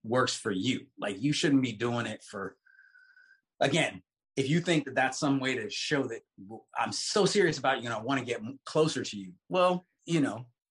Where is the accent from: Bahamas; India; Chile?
Bahamas; I'm from the Bahamas